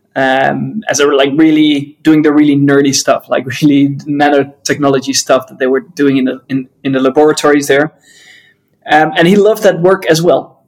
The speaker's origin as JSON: {"language": "English", "country": "Netherlands", "said": "I'm from the Netherlands"}